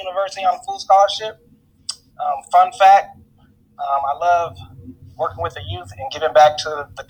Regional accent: Riverside, California, United States; I grew up here in Riverside, went to John North High School, played basketball, I graduated, then went on to college at Loyola Marymount University on full scholarship.

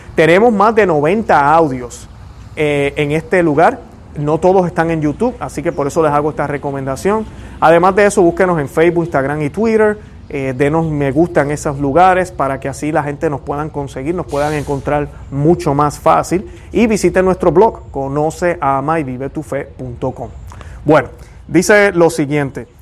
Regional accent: Puerto Rico; now in United States; La parroquia donde yo iba, en Puerto Rico

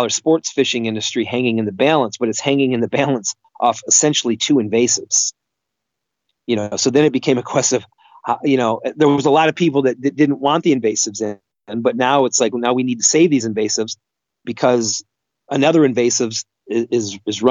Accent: Northeast Michigan, United States; growing up in a small town in Northeast Michigan on Lake Huron

